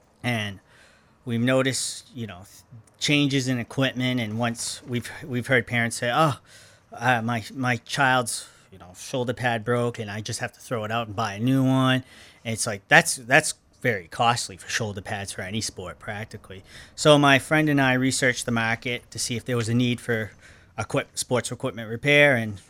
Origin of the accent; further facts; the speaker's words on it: Lewiston, Maine, United States; I grew up in Lewiston.